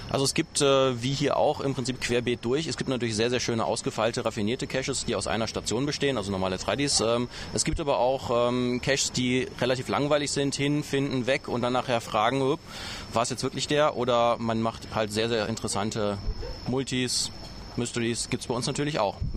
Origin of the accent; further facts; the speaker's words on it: Ratingen, North Rhine-Westphalia, Germany; ich komme sonst aus Ratingen, liegt in Nordrhein-Westfalen. Für alle, die nicht wissen, wo das ist, das ist also im Westen.